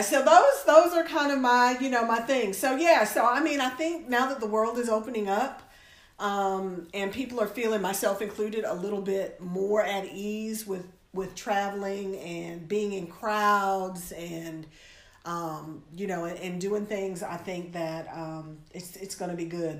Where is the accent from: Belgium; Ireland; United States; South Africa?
United States; as an American